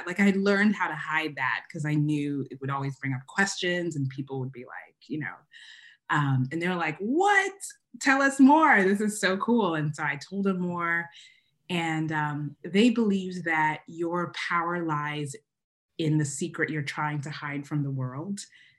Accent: Uganda; first language Luganda

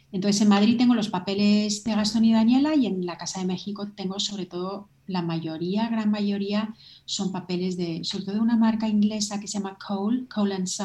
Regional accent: Ireland; born there; pues yo nací en Irlanda y tengo como una conexión muy, muy fuerte emocional con Irlanda.

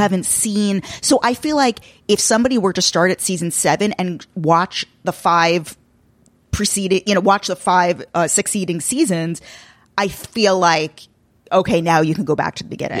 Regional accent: Long Island, New York, United States; I'm a Long Island Jew

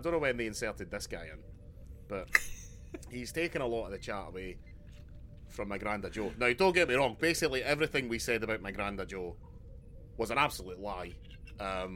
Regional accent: Glasgow, Scotland, United Kingdom; As a Glaswegian man

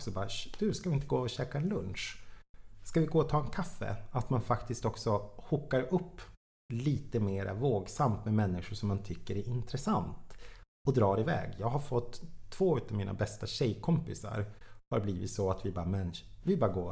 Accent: Jokkmokk, Norrbotten County, Sweden; now in Stockholm, Sweden; Det var precis samma sak när jag flyttade från Jokkmokk till Stockholm. Jag kände typ ingen människa

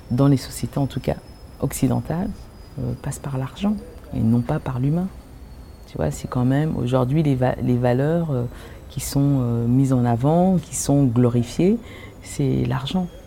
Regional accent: Cameroon; c'est une musique que quand j'étais petite, au Cameroun, mon père en fait jouait du calypso.

